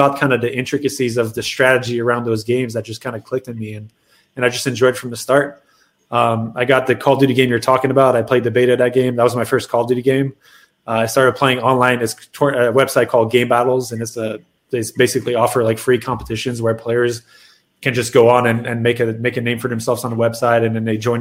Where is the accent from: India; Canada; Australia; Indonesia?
Canada; moved away as an adult; also born or lived in Montreal; now in Dallas, United States; I'm Canadian